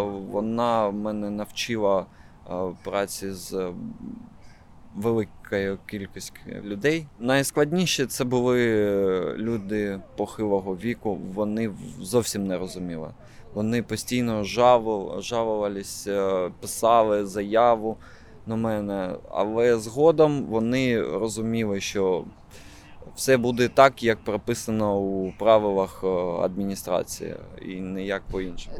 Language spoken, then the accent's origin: Ukrainian; Kharkiv, Kharkiv Oblast, Ukraine; я харків'янин